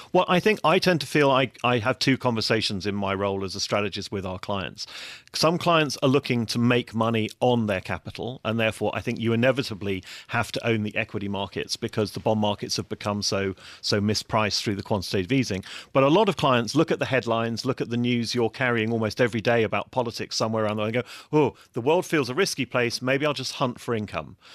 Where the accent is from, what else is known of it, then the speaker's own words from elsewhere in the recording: England, United Kingdom; moved away as an adult; also born or lived in Frankfurt; as an Englishman